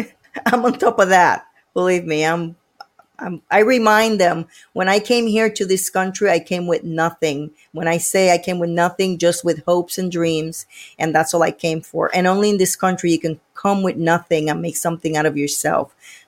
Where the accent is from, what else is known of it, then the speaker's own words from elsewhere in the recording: Puerto Rico; now in United States; Puerto Rico. I moved here 20 years ago.